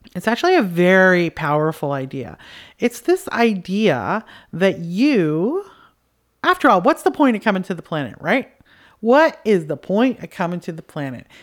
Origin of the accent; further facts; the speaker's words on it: Canada; I'm from Canada